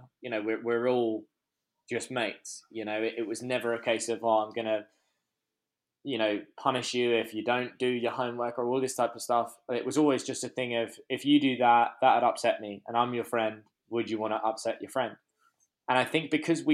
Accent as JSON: {"language": "English", "region": "London", "country": "United Kingdom", "tie": "born or raised there", "also_born_or_lived": "Hertfordshire", "said": "we grew up in Muswell Hill."}